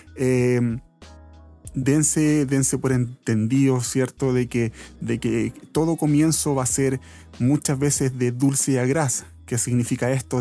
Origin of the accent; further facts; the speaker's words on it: Santiago, Santiago Metropolitan Region, Chile; aquí de Santiago, yo soy de Santiago